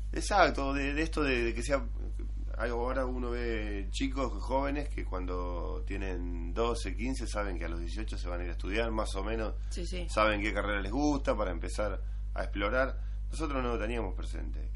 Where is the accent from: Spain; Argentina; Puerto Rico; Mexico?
Argentina; Baradero, Buenos Aires Province; nací en Baradero